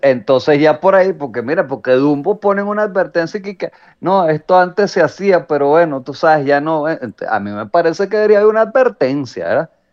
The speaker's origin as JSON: {"language": "Spanish", "town": "San Antonio de los Altos", "region": "Miranda", "country": "Venezuela", "tie": "born or raised there", "said": "yo realmente sentíme orgulloso así de San Antonio"}